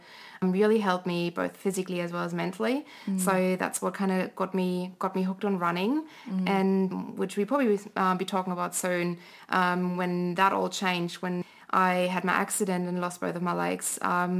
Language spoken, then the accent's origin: English; Germany; English is a second language; moved away as an adult; now in Canberra, Australia; growing up in Germany